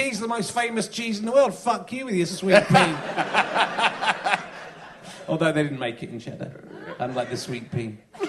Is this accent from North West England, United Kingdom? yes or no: no; Wem, West Midlands, United Kingdom; Wem, I come from Wem in Shropshire.